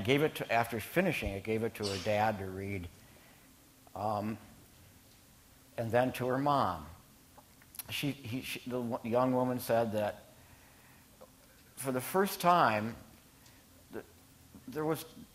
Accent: Minnesota, United States; my home state, Minnesota

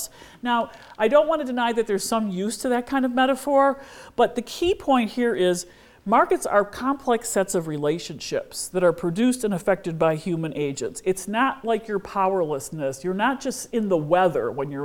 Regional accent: United States; as an American

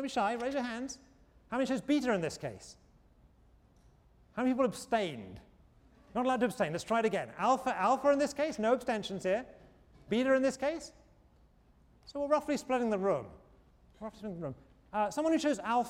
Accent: England, United Kingdom; moved away as an adult; when I was a kid growing up in England

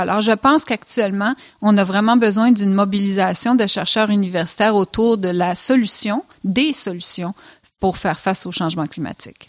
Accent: Switzerland; moved away; j'ai grandi en Suisse

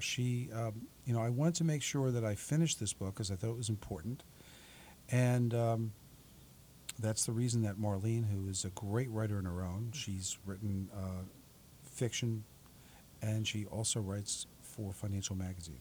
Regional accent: New York City, New York, United States; moved away as an adult; now in South Orange, United States; I'm originally from Staten Island.

